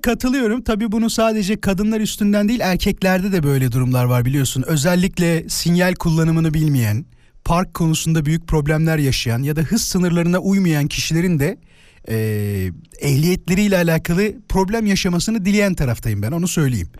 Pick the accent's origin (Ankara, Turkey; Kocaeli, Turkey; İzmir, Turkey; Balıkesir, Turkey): Kocaeli, Turkey; İzmit; also born or lived in Isparta; Ben İzmitliyim.